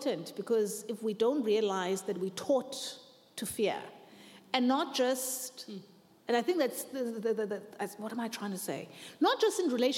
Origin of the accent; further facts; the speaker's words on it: South Africa; I'm South African